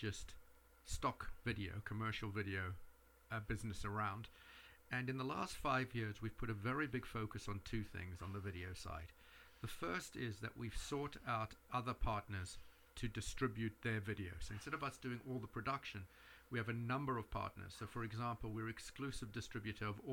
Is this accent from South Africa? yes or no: yes; South Africa; now in New York, United States; I grew up in South Africa, so I'm very connected with that part of the world